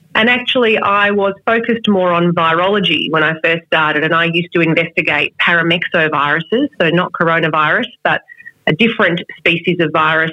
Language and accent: English; Melbourne, Victoria, Australia; moved away as an adult; also born or lived in Adelaide; I moved back to Melbourne, my hometown